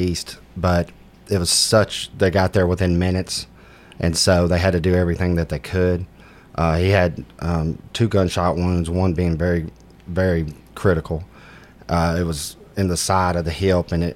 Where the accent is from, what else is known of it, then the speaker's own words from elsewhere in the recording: Antioch, Tennessee, United States; also born or lived in Warner Robins, Georgia; I grew up in Antioch, Tennessee